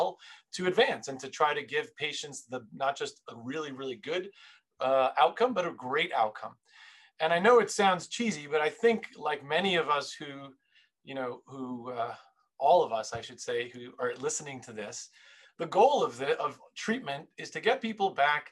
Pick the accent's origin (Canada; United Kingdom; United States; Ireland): United States; New York City, New York; I was born and raised in Queens, New York